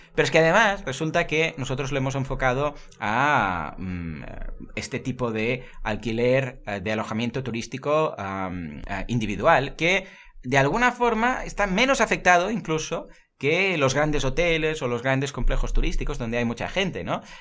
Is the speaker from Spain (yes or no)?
yes; Catalonia, Spain; aquí somos catalanes